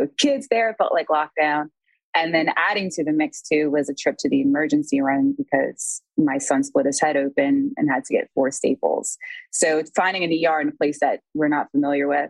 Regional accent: New Orleans, Louisiana, United States; I'm from New Orleans

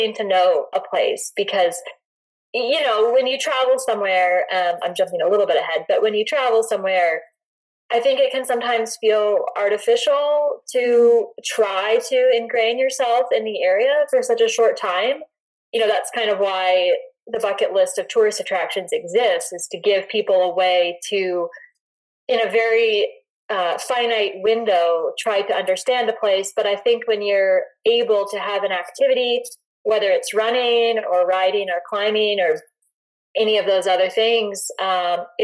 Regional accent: North Carolina, United States; now in Boulder, United States; I grew up on the East Coast in North Carolina

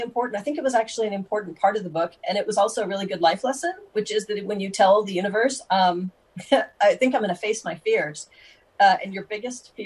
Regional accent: United States; being an American

